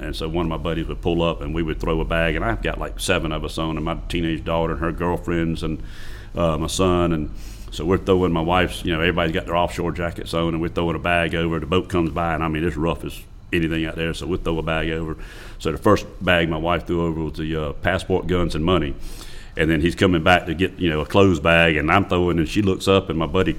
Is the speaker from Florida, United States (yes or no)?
no; Lake Murray, South Carolina, United States; I grew up on Lake Murray when it was a fish camp.